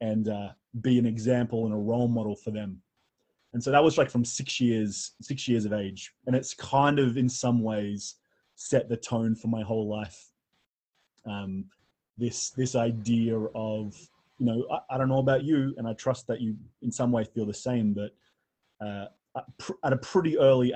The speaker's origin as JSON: {"language": "English", "country": "Australia", "accent": "Australian", "said": "I'm an Australian, and you can tell from the accent that I'm Australian."}